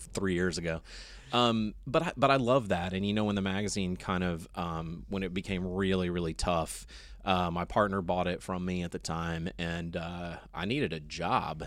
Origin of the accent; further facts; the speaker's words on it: Austin, Texas, United States; I grew up in Austin